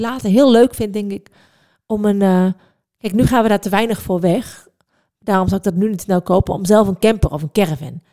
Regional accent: Netherlands; ik ben echt een Hollander

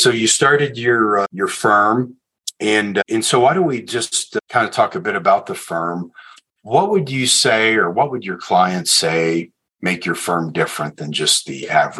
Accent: Houston, Texas, United States; I'm nearly a native of Houston, Texas

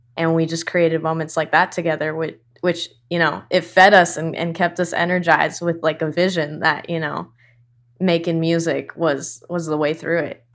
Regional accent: Irvine, California, United States; also born or lived in Newport Beach; now in East Los Angeles, United States; I was born in Newport and raised in Irvine

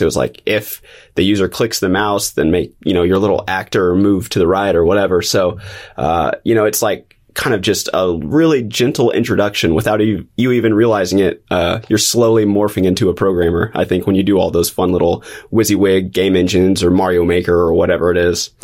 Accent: Springfield, Missouri, United States; I've been in Missouri, Southwest Missouri, since, since kindergarten

